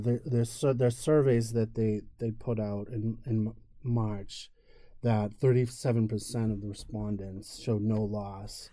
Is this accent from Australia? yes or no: no; Merrimack Valley, Massachusetts, United States; my family owned a chain of pharmacies growing up in the Merrimack Valley of Massachusetts